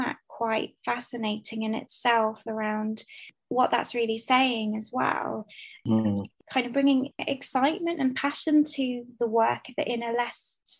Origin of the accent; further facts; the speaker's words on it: London, United Kingdom; my background, my cultural heritage is Greek Cypriot. So I was born in London, but my family are, I'm like basically third generation Greek Cypriot immigrant.